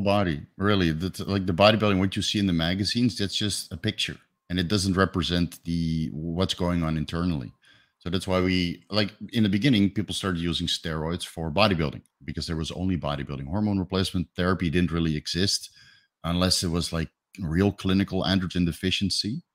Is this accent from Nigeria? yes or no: no; Netherlands; moved away as an adult; now in Thailand; I'm from Holland